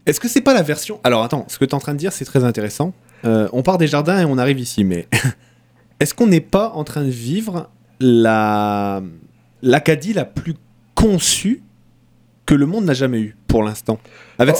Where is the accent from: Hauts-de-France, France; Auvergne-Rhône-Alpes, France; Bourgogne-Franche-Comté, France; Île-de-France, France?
Hauts-de-France, France; Lens; moved away; moi, je viens du, nord de la France, à côté de Lens